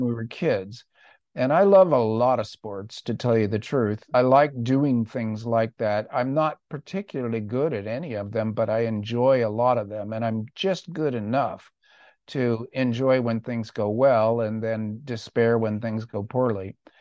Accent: Orange County, California, United States; I grew up in Orange County

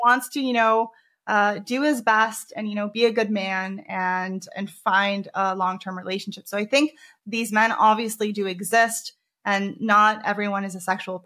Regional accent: United States; moved away; I grew up in America for ten years

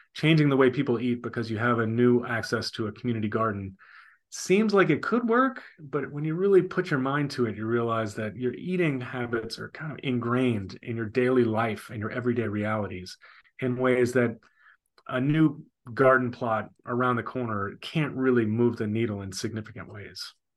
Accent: New Orleans, Louisiana, United States; also born or lived in Paraguay; now in Greenville, United States; born and raised in New Orleans

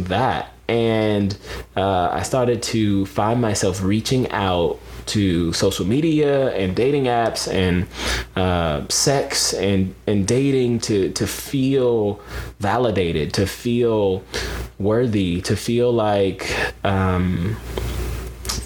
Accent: Pensacola, Florida, United States; also born or lived in Atlanta, Georgia; before my mom and I moved down to Pensacola, Florida, where I call my hometown, it's where I grew up. We moved there from the Atlanta area

